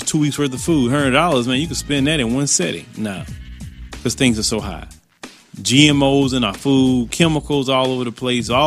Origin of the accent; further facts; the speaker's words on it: United States; I grew up in America all my life